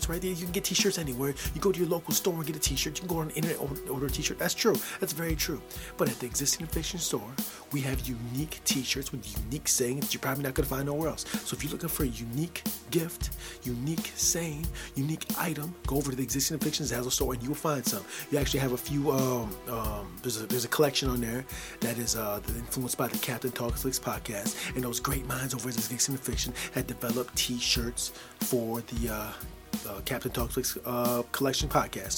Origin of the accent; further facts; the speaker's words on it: United States; now in Michigan, United States; Growing up in the United States of America as a small child, in my small neighborhood